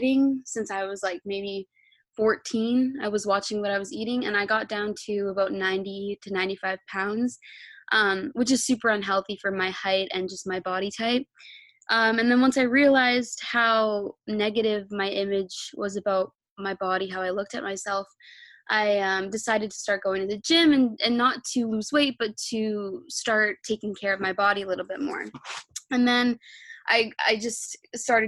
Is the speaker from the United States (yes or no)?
no; Canada; I'm 19 years old and I'm from Canada.